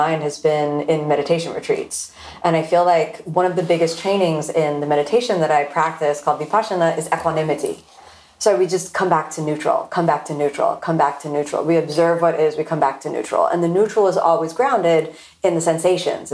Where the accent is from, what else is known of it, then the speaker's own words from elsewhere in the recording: Florida, United States; I'm born and raised in Florida